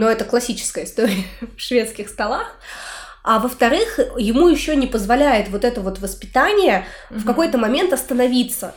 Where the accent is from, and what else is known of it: Orenburg, Orenburg Oblast, Russia; born or raised there; now in Saint Petersburg, Russia